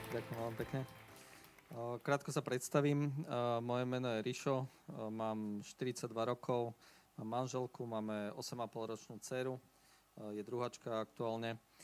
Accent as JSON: {"language": "Slovak", "town": "Bratislava", "region": "Bratislava Region", "country": "Slovakia", "moved": "as an adult", "lives_now": "Leopoldov, Slovakia", "said": "Ja som bol z Bratislavy pôvodne"}